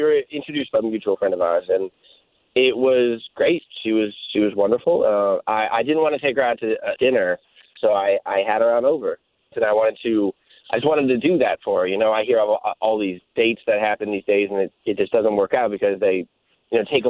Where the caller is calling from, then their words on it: Osteen, Florida, United States; I'm here from Osteen.